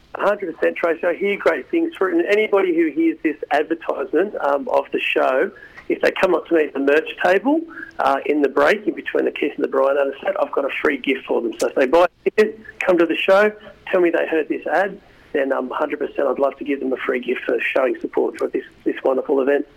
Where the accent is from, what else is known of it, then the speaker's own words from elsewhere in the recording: Australia; we're just Aussie, Aussie, Aussie musicians